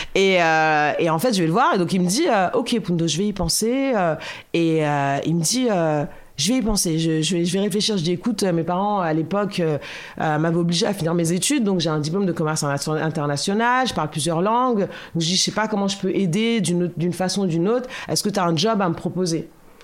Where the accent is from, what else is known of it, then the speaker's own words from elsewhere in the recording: Boulogne, France; je suis née à Boulogne, euh, et donc j'ai grandi à Boulogne